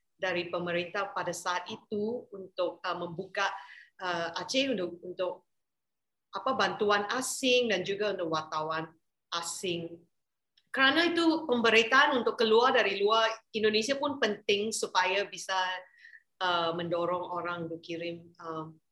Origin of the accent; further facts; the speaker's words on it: Malaysia; saya orang Malaysia